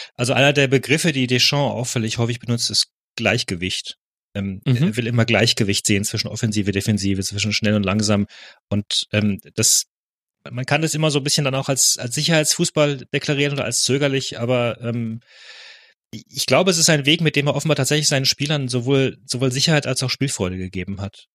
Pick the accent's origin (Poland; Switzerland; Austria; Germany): Germany; als Deutsche